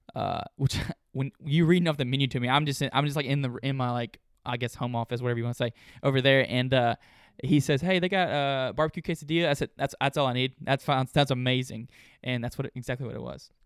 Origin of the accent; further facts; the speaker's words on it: Olive Branch, Mississippi, United States; also born or lived in Memphis, Tennessee / Corinth, Mississippi; I was born in Memphis. I lived in the Olive Branch area, South Haven area, until I was about 13, and then we moved to Corinth